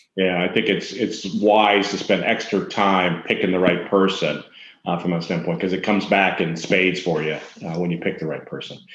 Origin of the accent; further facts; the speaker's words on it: Minnesota, United States; I'm from Minnesota